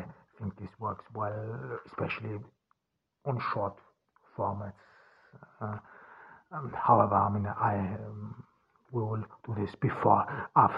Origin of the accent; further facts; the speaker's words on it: Ordu, Turkey; here in Turkey on this cloudy July day in Ordu in my hometown